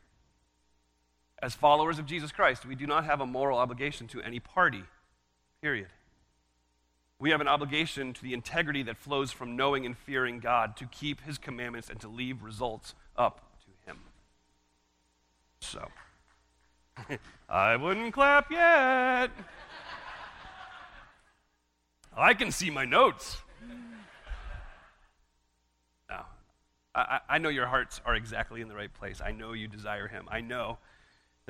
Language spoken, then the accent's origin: English; United States; as an American